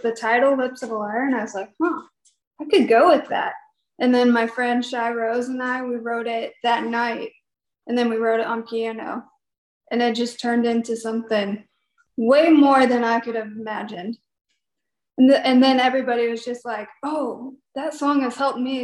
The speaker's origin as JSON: {"language": "English", "town": "Peoria", "region": "Illinois", "country": "United States", "tie": "born or raised there", "moved": "yes", "lives_now": "Nashville, United States", "said": "I grew up in Peoria, Illinois, and went to Metamora High School. And I moved to Nashville to do music"}